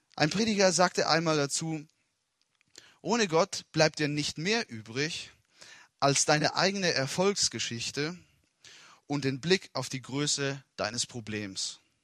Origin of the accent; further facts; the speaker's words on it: Italy; German is a second language; moved away as an adult; now in Germany; Ich bin in Italien geboren und aufgewachsen und war 19 Jahre lang in Italien